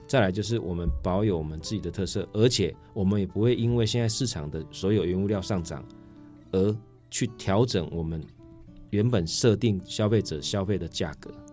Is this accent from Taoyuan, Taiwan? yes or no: no; Changhua County, Taiwan; now in Taichung, Taiwan; 因为我是彰化人